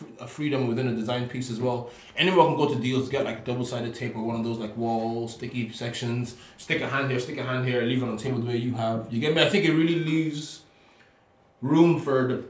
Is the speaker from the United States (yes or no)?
no; Ireland; I'm from Ireland